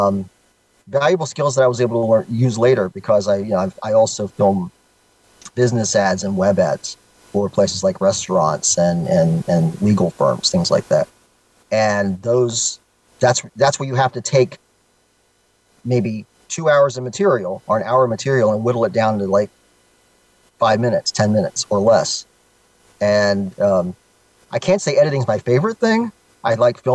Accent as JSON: {"language": "English", "region": "Florida", "country": "United States", "tie": "born or raised there", "moved": "yes", "said": "I'm a Floridian by nature as a native"}